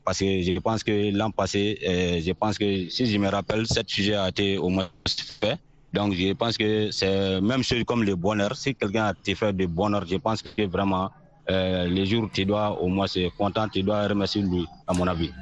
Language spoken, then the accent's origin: French; Mali; toujours dans mon village natal